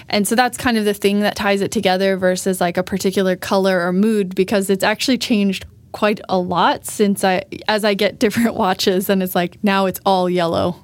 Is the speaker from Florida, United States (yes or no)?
yes; Florida, United States; moved away as an adult; now in Sweden; I am American from Florida.